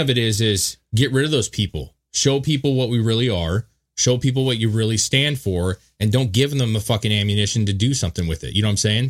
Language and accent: English; United States; we've restrained ourselves as American citizens